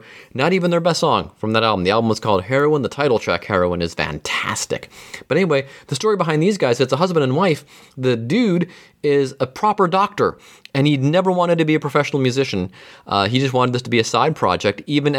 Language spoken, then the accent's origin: English; Mentor, Ohio, United States; now in Cincinnati, United States; My hometown library has it, Mentor, Ohio.